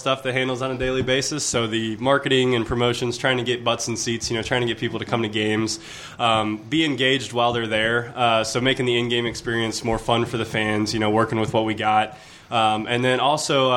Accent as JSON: {"language": "English", "town": "Greensboro", "region": "North Carolina", "country": "United States", "tie": "born or raised there", "also_born_or_lived": "Michigan", "said": "I was born in Michigan, but I grew up in Greensboro. So I'm really from Greensboro."}